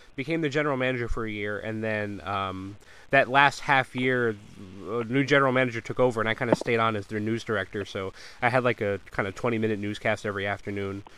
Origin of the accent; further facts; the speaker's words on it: Connecticut, United States; moved away; I grew up in Connecticut